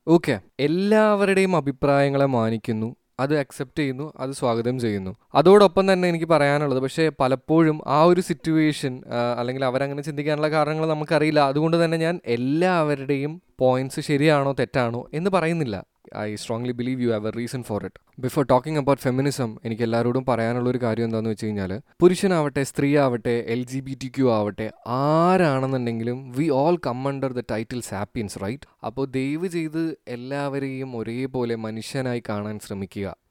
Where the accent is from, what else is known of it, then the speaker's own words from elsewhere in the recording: India; നമ്മൾ ഇന്ത്യക്കാർ